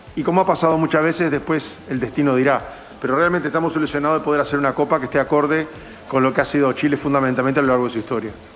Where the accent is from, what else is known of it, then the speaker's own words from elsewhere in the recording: Uruguay; yo soy uruguayo